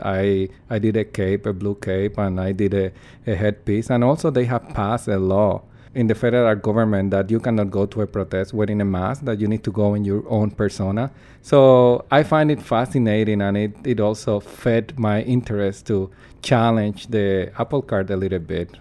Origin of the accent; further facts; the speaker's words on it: Puerto Rico; English is a second language; moved away as an adult; now in Canada; I'm from Puerto Rico, in the Caribbean